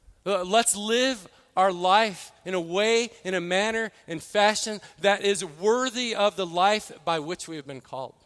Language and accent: English; Midwest, United States; moved away; I grew up in the Midwest